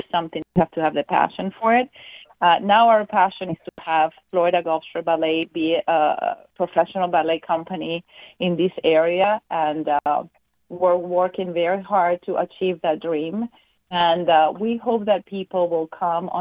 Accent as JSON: {"language": "English", "country": "Venezuela", "also_born_or_lived": "Germany / Miami", "moved": "yes", "lives_now": "Fort Myers, United States", "said": "we're from Venezuela, and we just wanted to be warmer than in Germany"}